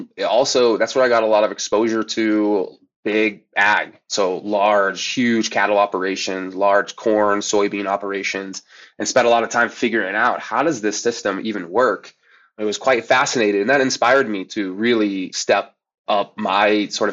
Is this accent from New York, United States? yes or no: no; Seeley Lake, Montana, United States; I grew up in Montana, a small little logging town north of Missoula called Sealy Lake.